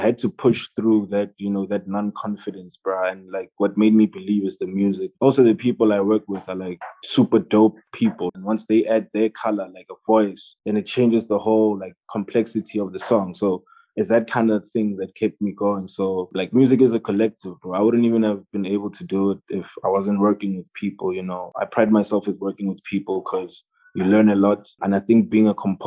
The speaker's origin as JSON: {"language": "English", "country": "South Africa", "said": "being South African"}